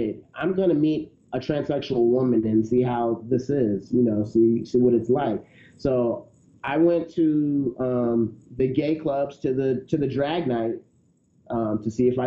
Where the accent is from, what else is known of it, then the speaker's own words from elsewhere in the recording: the South, United States; I was raised in the South in a pretty conservative religious background.